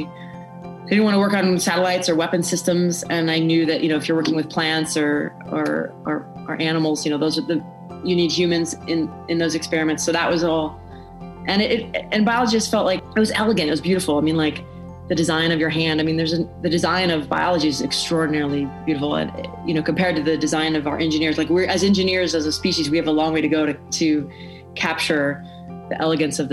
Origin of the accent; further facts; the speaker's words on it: Santa Rosa, California, United States; also born or lived in Texas; I grew up in Santa Rosa, California, which is in Sonoma County